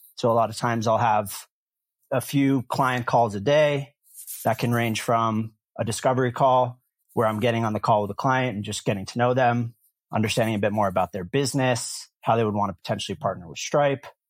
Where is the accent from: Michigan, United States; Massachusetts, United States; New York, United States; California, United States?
Massachusetts, United States; Concord; moved away as an adult; also born or lived in Cape Cod / Tel Aviv, Israel / Vermont; now in San Francisco, United States; I grew up outside of Boston in Concord, Massachusetts